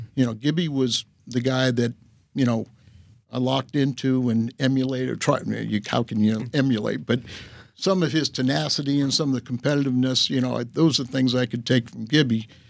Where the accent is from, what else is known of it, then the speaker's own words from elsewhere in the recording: Southern California, United States; growing up in Southern California